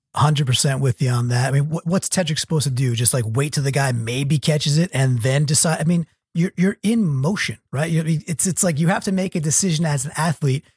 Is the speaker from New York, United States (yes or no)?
yes; Long Island, New York, United States; I grew up on Long Island